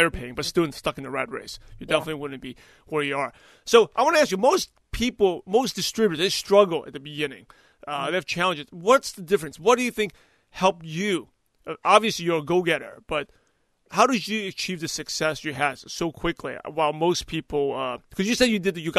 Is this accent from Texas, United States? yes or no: no; New York, United States; now in Los Angeles, United States; I'm originally from New York